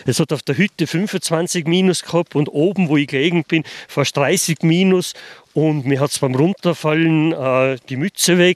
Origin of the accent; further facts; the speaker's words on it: Fulpmes, Tyrol, Austria; Und genauso, ich bin aus Fulpmes.